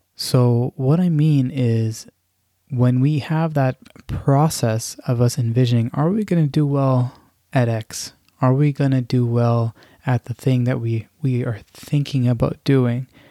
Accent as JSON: {"language": "English", "country": "Canada", "tie": "born or raised there", "said": "I'm of Pakistani background and born and raised in Canada"}